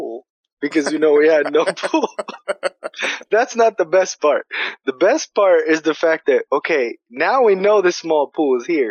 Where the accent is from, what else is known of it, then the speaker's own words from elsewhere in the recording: New York City, New York, United States; I'm from New York City